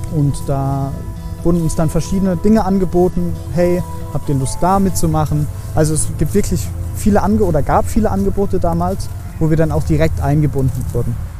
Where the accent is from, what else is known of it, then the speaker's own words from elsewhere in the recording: Heidelberg, Baden-Württemberg, Germany; Ich komme eigentlich aus Heidelberg